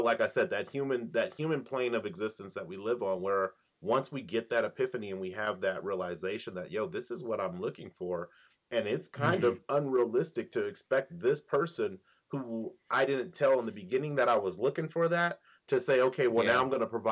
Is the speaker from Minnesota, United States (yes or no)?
no; Sacramento, California, United States; also born or lived in Antelope, California; I grew up literally in the Heights. I think I was born in like Antelope for 2 months, and then I moved to the Heights.